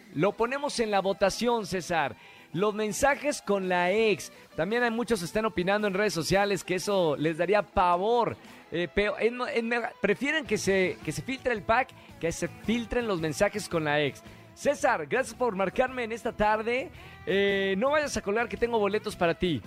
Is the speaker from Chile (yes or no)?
no; Monterrey, Nuevo León, Mexico; now in Mexico City, Mexico; estamos en mi tierra, en Monterrey, al norte de México